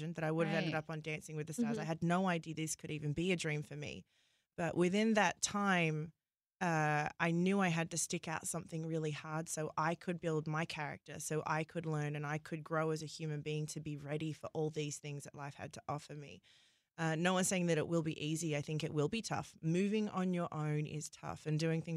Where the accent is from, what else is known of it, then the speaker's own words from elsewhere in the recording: Australia; moved away as an adult; also born or lived in London; now in United States; I left Australia at 18. I packed a suitcase and I moved to London on my own